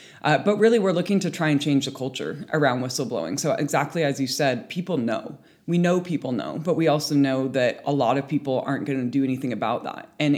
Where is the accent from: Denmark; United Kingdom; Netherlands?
United Kingdom; Do I go to UCAD because I'm a British athlete?